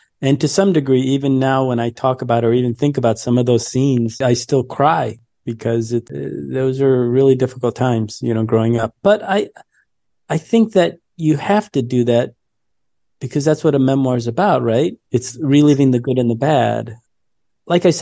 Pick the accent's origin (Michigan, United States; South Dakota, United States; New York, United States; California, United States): Michigan, United States; Detroit; I grew up in Detroit during the 80s